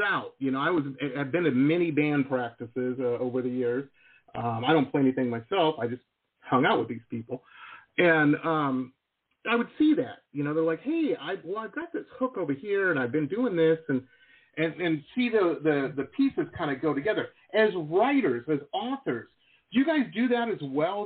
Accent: Detroit, Michigan, United States; moved away as an adult; also born or lived in California; I grew up in Metro Detroit

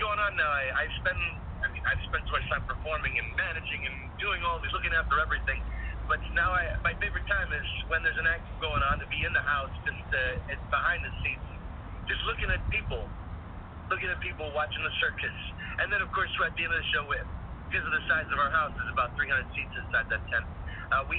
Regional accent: New York, United States; I grew up near New York City wanting to be in a Broadway show.

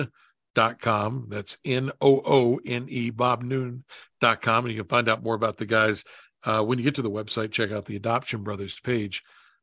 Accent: West Virginia, United States; moved away; my home state of West Virginia

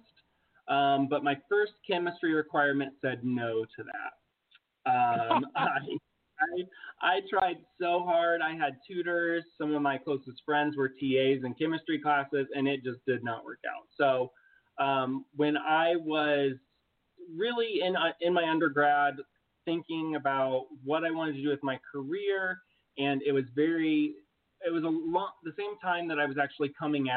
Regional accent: Muncie, Indiana, United States; moved away as an adult; I came from a small town called Muncie. It's located in Indiana.

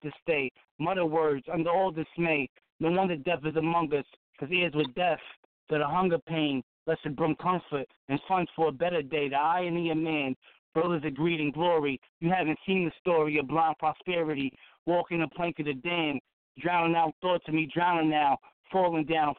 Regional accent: New York, United States; also born or lived in Massachusetts; I'm from New York. Well, you know, I'd be all over, man, you know. I was born out in Mass, raised in New York

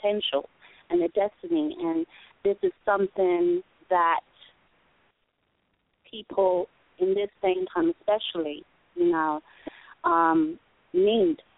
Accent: London, United Kingdom; moved away; I'm originally from London

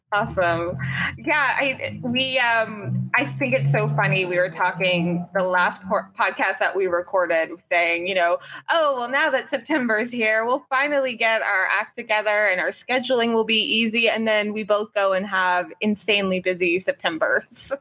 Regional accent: Cole Harbour, Nova Scotia, Canada; Cole Harbor, my hometown

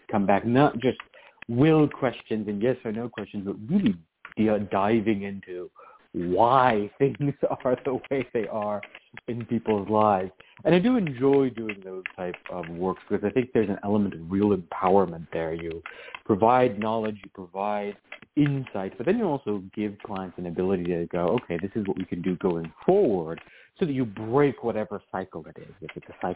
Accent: Southern California, United States; now in East Coast, United States; I was originally from Southern California, or at least I lived a good deal of my life in Southern California

